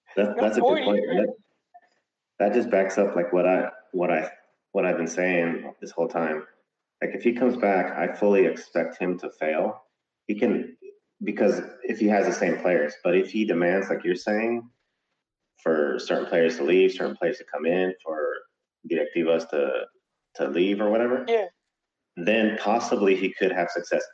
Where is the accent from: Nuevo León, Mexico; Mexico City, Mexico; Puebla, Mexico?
Nuevo León, Mexico; Monterrey; I'm from Monterrey